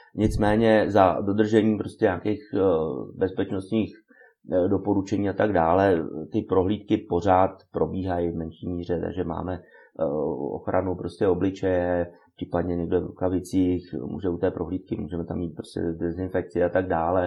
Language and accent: Czech; Czechia